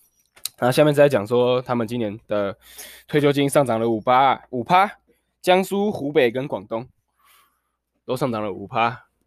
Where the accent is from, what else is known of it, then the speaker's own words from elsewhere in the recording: Taiwan; 为什么北京要对我们台湾人的政治表达满意或不满意呢？